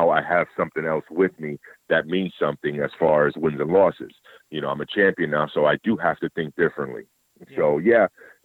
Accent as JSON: {"language": "English", "town": "New York City", "region": "New York", "country": "United States", "tie": "born or raised there", "said": "I'm from New York City. I was born in New York City"}